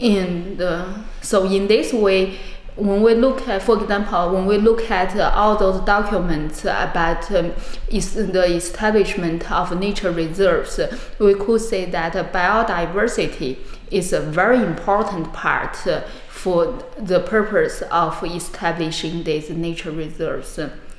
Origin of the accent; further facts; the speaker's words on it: China; moved away as an adult; also born or lived in Beijing, China; now in Munich, Germany; from China.